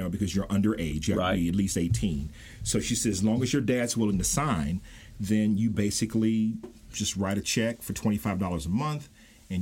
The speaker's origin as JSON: {"language": "English", "region": "Mississippi", "country": "United States", "tie": "born or raised there", "moved": "yes", "said": "I ran back to Mississippi"}